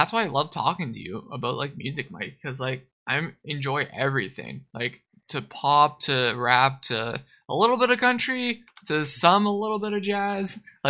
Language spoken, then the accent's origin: English; Winnipeg, Manitoba, Canada; We're from Winnipeg, dude.